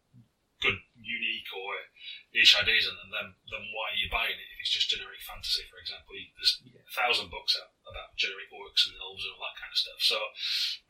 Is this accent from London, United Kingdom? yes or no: no; Lancashire, North West England, United Kingdom; I'm from Lancashire.